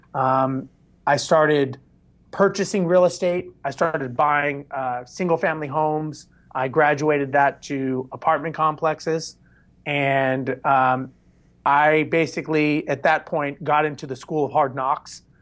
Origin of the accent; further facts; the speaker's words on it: Los Angeles, California, United States; now in Houston, United States; born and raised in Los Angeles